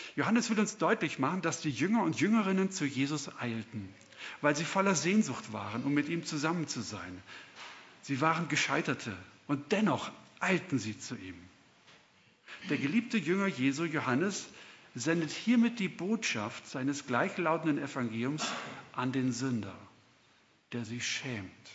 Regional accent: Swabia, Germany; accent: Swabian; now in Puchheim, Germany; ich bin Deutscher, hört man wahrscheinlich auch ganz gut. bin aber die meiste Zeit im Schwabenland aufgewachsen, also ich kann auch Schwäbisch Schwätzer

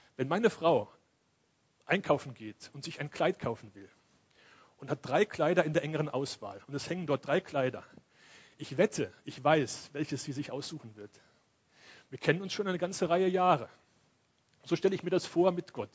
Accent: Cologne, North Rhine-Westphalia, Germany; moved away; ich komme ja aus Köln

